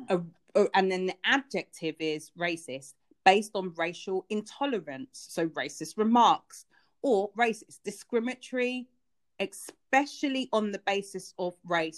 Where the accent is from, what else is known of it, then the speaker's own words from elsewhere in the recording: United Kingdom; I am British. I do live here